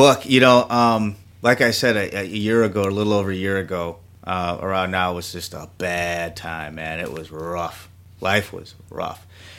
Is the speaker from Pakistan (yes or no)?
no; Jamaica; You know, I'm Jamaican. I'm a meatosaurus.